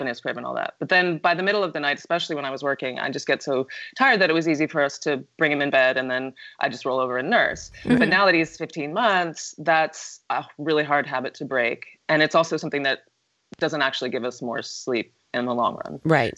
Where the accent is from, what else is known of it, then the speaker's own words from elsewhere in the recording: New York, United States; I'm from New York